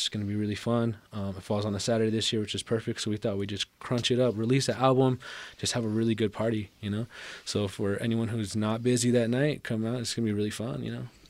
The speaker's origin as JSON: {"language": "English", "town": "Albuquerque", "region": "New Mexico", "country": "United States", "tie": "born or raised there", "said": "growing up in Albuquerque and growing up in New Mexico in general, uh, it can be tough sometimes"}